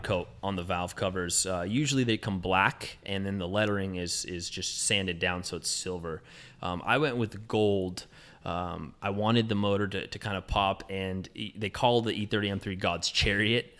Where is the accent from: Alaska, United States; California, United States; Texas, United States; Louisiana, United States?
California, United States; Southern; I grew up in Southern California, so there's a lot of lowriders in my neighborhood